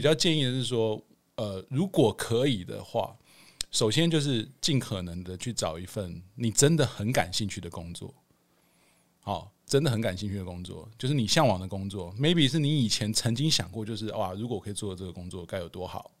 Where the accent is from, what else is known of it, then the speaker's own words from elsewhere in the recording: Hualien, Hualien County, Taiwan; moved away as an adult; also born or lived in Kaohsiung; now in Taipei, Taiwan; 我是高雄出生，花莲长大，然后大学考到那个台北的学校